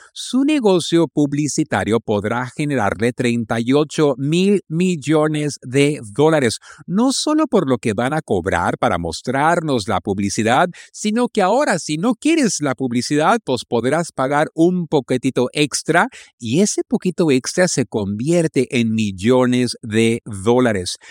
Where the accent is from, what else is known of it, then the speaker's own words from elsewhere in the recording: Mexico; en México andamos lentos